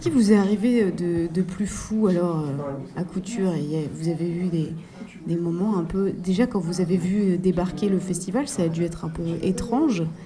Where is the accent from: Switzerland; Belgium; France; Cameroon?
France; Paris, Île-de-France; je suis en tant que parisienne